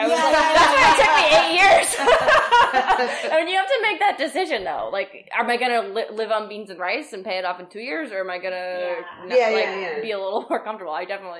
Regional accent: New York, United States; moved away as an adult; also born or lived in Boston; now in Manchester, United States; I'm from New York too.

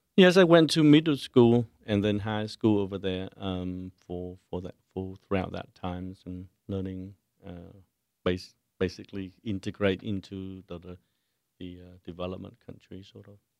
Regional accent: Ho Chi Minh City, Vietnam; moved away; also born or lived in Los Angeles / San Jose; I was born in, in, in, in Saigon and I lived in Saigon, uh, before the wars were ended

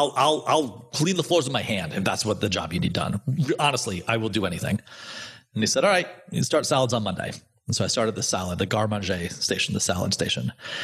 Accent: Providence, Rhode Island, United States; And Al Forno was in Providence, and I grew up in Providence.

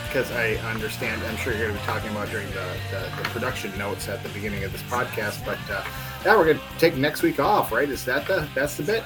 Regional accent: Turtle Lake, Wisconsin, United States; my hometown of Turtle Lake, Wisconsin

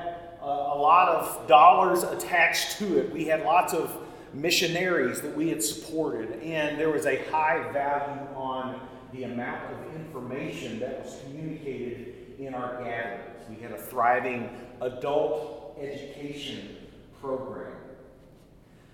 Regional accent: Tennessee, United States; now in Dallas, United States; our family farm in the middle of Tennessee

